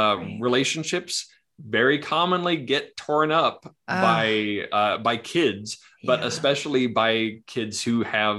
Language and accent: English; Kamloops, British Columbia, Canada; also born or lived in Missouri (parents); now in Utah, United States; British Columbia, Kamloops.